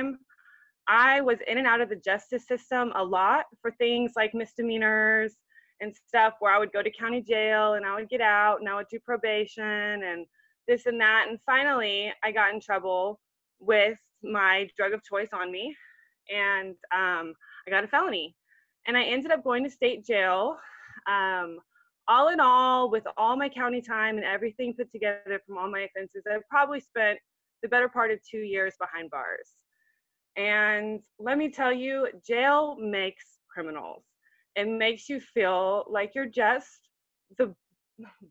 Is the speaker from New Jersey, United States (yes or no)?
no; Houston, Texas, United States; now in Comfort, United States; I'm from Houston, Texas, and now I live out in a tiny town called Comfort in the Hill Country in Texas.